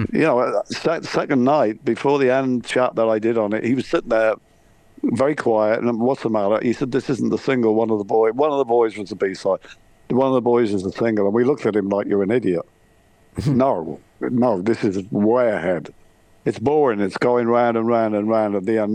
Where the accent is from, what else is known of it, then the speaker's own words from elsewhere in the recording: Scotland, United Kingdom; I'm Scottish